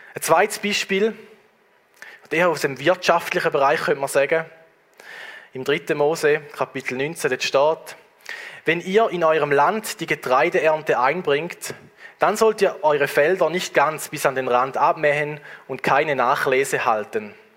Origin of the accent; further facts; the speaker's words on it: Switzerland; bei uns in der Schweiz